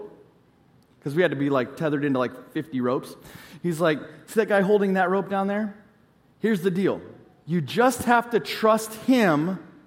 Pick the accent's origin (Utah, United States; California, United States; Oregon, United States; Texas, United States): California, United States; I grew up in California